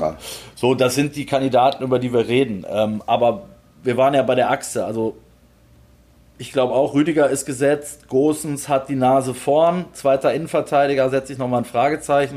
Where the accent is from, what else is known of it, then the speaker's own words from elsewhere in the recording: Germany; wir kommen aus Deutschland